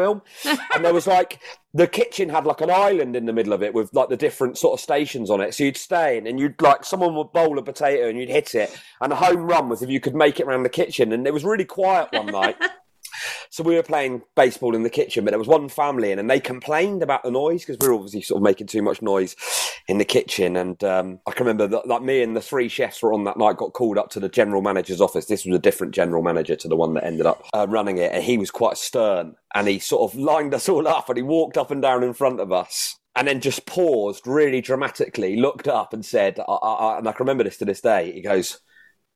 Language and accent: English; Winchester, South East England, United Kingdom; I grew up in Winchester